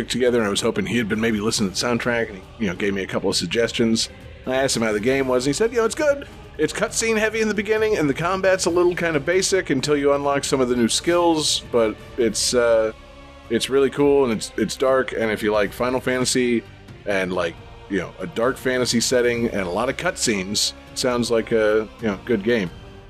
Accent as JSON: {"language": "English", "region": "Florida", "country": "United States", "said": "yeah, we're all from Florida."}